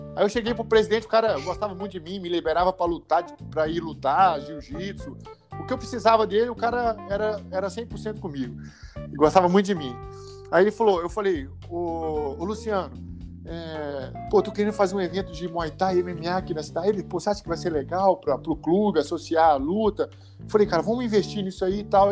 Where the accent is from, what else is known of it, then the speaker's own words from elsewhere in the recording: Ubá, Minas Gerais, Brazil; sou do interior, né, sou de Ubar, Minas Gerais